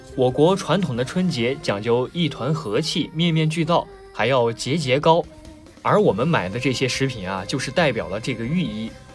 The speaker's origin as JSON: {"language": "Chinese", "country": "China", "said": "过年对于我们中国人来说是象征的团圆，是欢乐的久别重逢以及崭新的开始"}